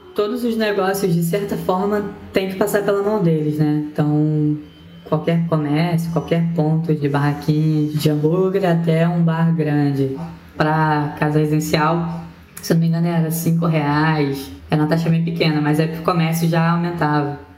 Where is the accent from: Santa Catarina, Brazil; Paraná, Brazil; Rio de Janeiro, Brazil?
Rio de Janeiro, Brazil; also born or lived in Northeast Brazil; como a maioria das pessoas que moram em Rio das Pedras, eu vim do Nordeste, né? Minha família veio em busca de oportunidades